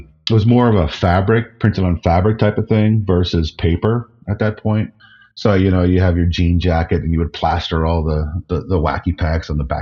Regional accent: New Jersey, United States; Where I grew up in New Jersey was just adjacent to the Pine Barrens

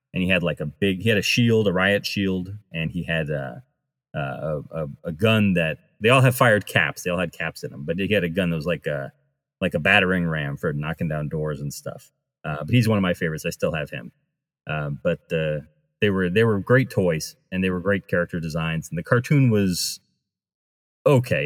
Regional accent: New England, United States; I grew up near Rhode Island

